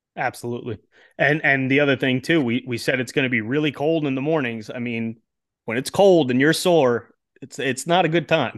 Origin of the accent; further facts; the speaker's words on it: New York, United States; I'm actually from New York myself, about an hour yeah. outside of the city, but not not too far close to Rochester